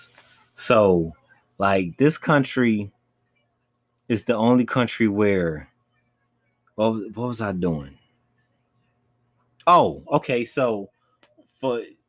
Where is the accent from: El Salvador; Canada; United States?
United States; this is where I was born. This is what I am. Like, why can't I just be full-blown just American?